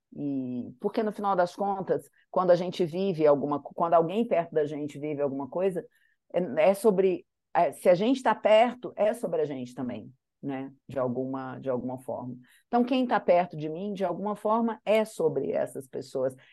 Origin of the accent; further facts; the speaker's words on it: Manhuaçu, Minas Gerais, Brazil; Nasci lá em Manhuaçu, no meio do vale